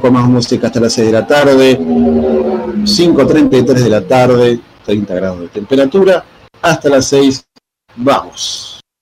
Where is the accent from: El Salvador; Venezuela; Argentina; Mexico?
Argentina; somos argentinos